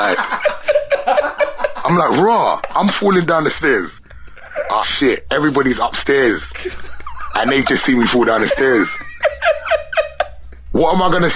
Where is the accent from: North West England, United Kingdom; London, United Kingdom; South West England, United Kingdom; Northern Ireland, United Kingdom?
London, United Kingdom; I'm from away from London